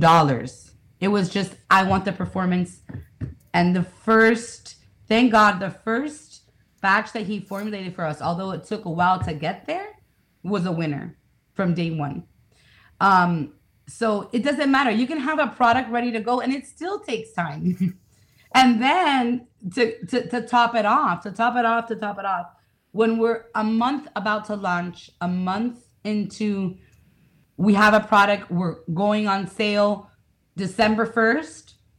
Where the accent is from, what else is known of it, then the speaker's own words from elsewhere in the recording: Miami, Florida, United States; I'm from Miami